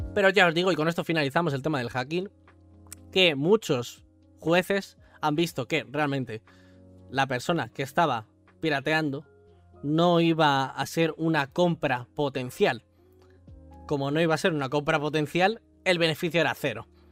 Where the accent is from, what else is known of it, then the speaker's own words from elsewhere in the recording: Spain; Yo soy español